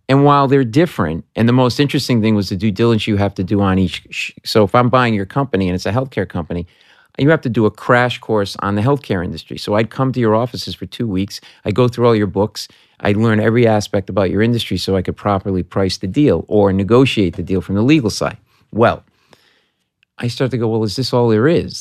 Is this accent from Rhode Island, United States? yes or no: yes; Providence, Rhode Island, United States; moved away as an adult; I was a middle-class kid from, I am from Providence, Rhode Island